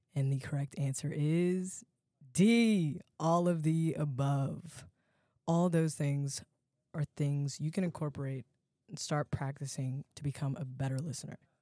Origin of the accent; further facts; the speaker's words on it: Alexandria, Virginia, United States; I'm from Alexandria, Virginia